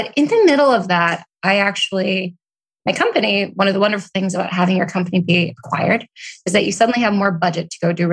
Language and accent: English; Oregon, United States; moved away as an adult; also born or lived in Portland / Seattle / Austin / New York; I grew up in Oregon